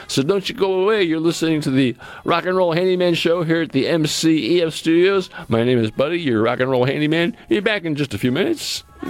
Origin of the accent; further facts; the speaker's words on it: New England, United States; moved away; where I grew up in New England